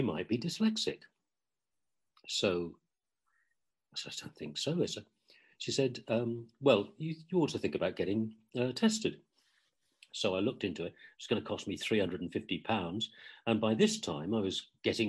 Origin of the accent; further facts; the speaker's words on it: Ipswich, East of England, United Kingdom; moved away; I was born and brought up in Ipswich in England, in East Anglia.